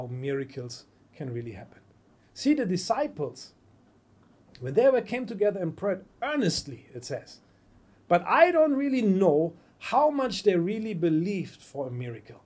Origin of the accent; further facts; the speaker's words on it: Germany; English is a second language; moved away; also born or lived in United States; I'm from Germany